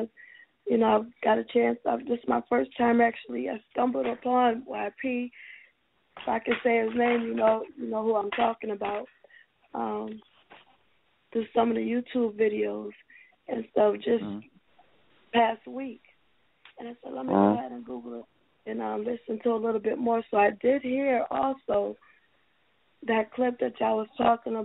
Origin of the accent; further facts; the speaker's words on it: Georgetown, South Carolina, United States; I'm from Georgetown